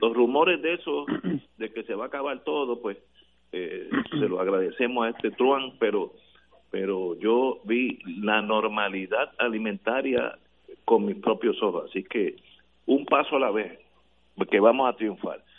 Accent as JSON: {"language": "Spanish", "country": "Puerto Rico", "said": "como buenos puertorriqueños que somos todos"}